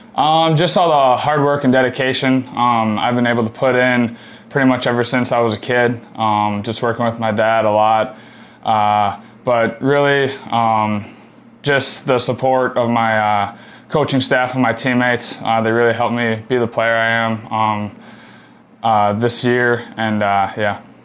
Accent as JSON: {"language": "English", "town": "Green Bay", "region": "Wisconsin", "country": "United States", "tie": "born or raised there", "moved": "as an adult", "lives_now": "Clemson, United States", "said": "growing up in Green Bay"}